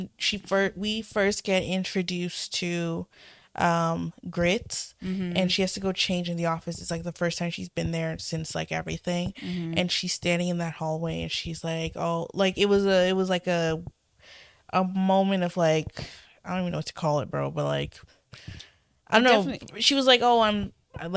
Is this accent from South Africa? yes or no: no; Canada; As a Canadian